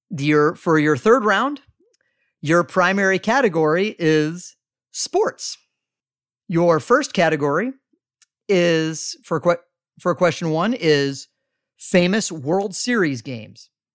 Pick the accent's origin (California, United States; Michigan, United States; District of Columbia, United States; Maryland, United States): District of Columbia, United States; Washington; I grew up in the D C area